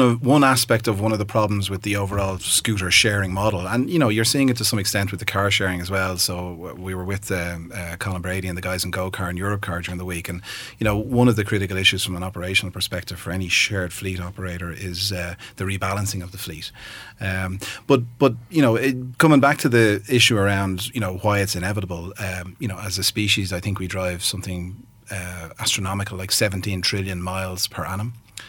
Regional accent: Ireland; as a species generally, but as an Irish population in particular, we are using, you know, ton and a half metal boxes to drive very short distances.

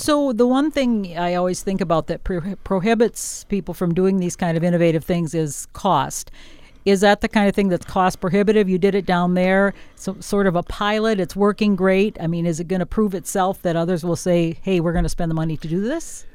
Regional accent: northwest Wisconsin, United States; also born or lived in southern Minnesota; now in Minnesota, United States; I come from Wisconsin in an area of northwest Wisconsin on a, a big farm, and we had sandy soil. So when I moved to southern Minnesota in nineteen eighty-eight

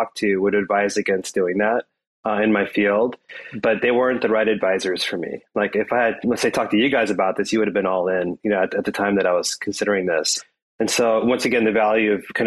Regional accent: India; now in United States; So I'm an Indian immigrant. My family are Indian immigrants

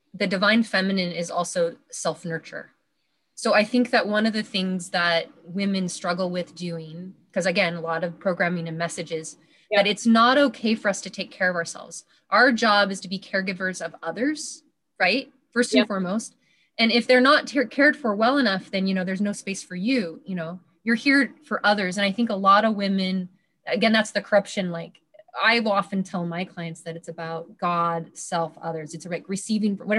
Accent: Washington, United States; my hometown here in Washington State

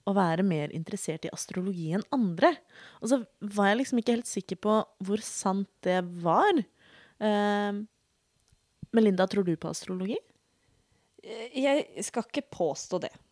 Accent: Oslo, Norway; jeg bruker hen-pronomen, og jeg er født og oppvokst i Oslo.

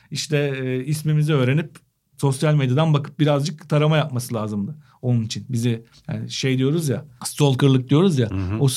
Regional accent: Turkey; Gerçek Türk'üm

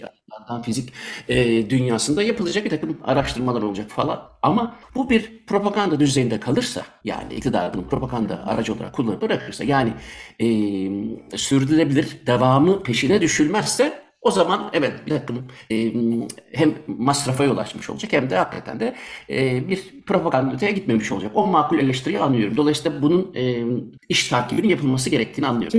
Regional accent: Germany; also born or lived in Turkey; now in Belgium; ben küçükken Almanya'daydım. Almanya'da doğduğum için

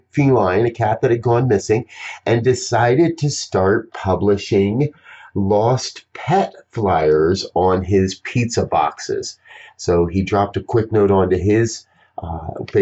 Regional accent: New Jersey, United States; now in Colorado, United States; I was born and raised in New Jersey, so fireflies are pretty common

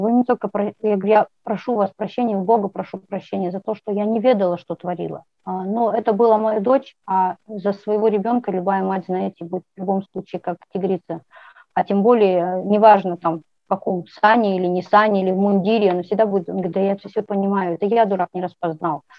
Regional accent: Kazakhstan; я родилась в Казахстане

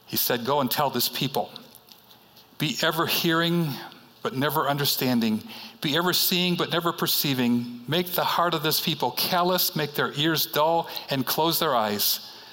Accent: Chicago, Illinois, United States; moved away; I am from Chicago, and I grew up on the city's uh, north side, northwest side

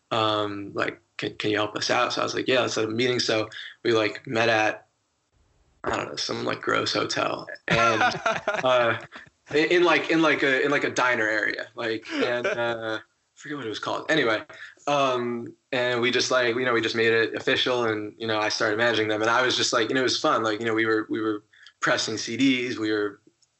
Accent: right outside of New Haven, Connecticut, United States; I grew up right outside of New Haven.

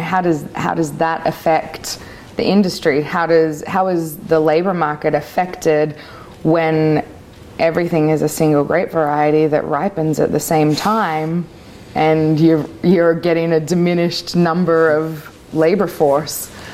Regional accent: Australia; also born or lived in Vancouver; now in Oregon, United States; I am Australian

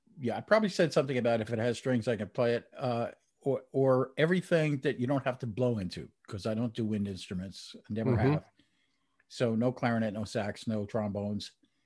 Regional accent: New Jersey, United States; But I grew up in New Jersey, just outside of New York City. I used to be able to walk across the George Washington Bridge into Manhattan

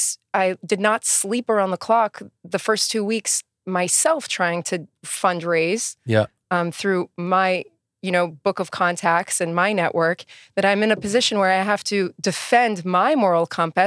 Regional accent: Queens, New York, United States; born there; I was born in Queens, New York, in a hospital called Franklin General.

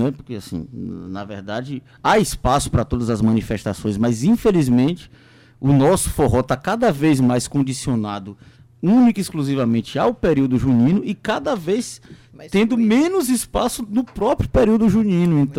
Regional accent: Northeast Region, Brazil; vamos valorizar o forró, que você, nós somos nordestinos e tudo, enfim.

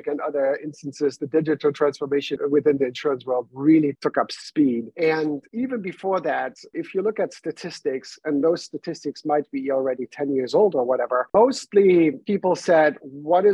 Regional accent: Germany; English is a second language; moved away as an adult; now in New York, United States; I was born and raised in Germany, came over to the US in 2017, moved to New York at that time

